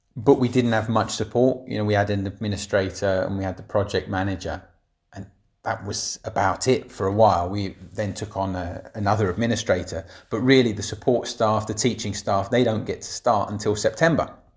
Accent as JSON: {"language": "English", "town": "Barnet", "region": "London", "country": "United Kingdom", "tie": "born or raised there", "moved": "as an adult", "said": "I grew up in Barnet, in the local authority"}